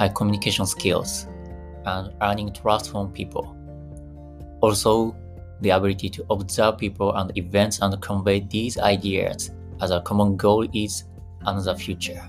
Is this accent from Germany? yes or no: no; Fukui, Japan; my hometown Fukui